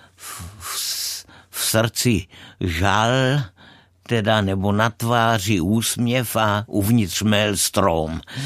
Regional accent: Brno, South Moravian Region, Czechia; odkud pocházím z Brna

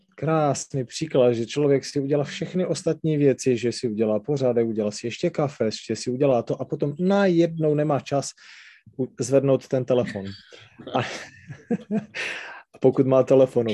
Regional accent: Třinec, Moravian-Silesian Region, Czechia; accent: Silesian dialect; first language Silesian dialect; Czech is a second language; to specifické nářečí, to sleské, a říkám, takhle se tady bavit nebudeme, protože tohle byl můj rodný jazyk a čeština, tu jsem si až musel naučit jako druhou

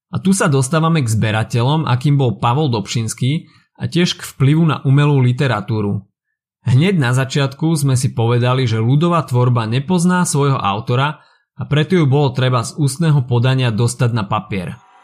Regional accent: Slovakia; Náš folklór je niečo, na čo sme ako Slováci mimoriadne hrdí.

